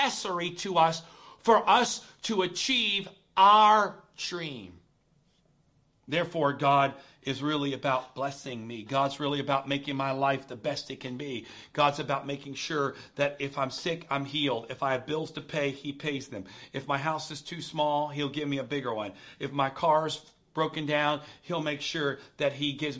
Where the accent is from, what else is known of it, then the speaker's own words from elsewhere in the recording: United States; I am proud to be an American.